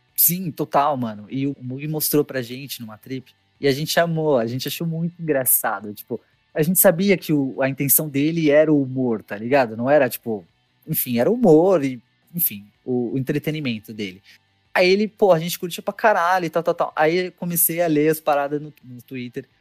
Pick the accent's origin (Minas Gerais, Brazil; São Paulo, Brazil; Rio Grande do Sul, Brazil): São Paulo, Brazil; also born or lived in Guarulhos; sou de São Paulo capital